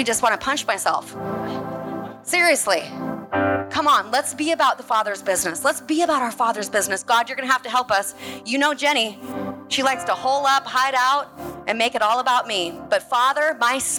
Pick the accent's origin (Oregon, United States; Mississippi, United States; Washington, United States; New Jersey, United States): Oregon, United States; Portland; I'm from Portland.